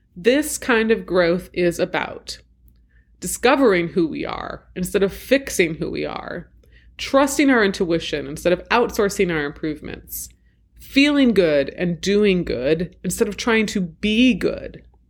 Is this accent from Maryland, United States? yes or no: no; Washington, District of Columbia, United States; an attempted coup in my hometown